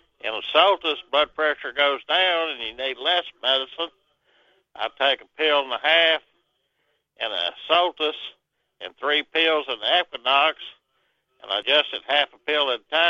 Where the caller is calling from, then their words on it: Arkansas, United States; Southwest Arkansas.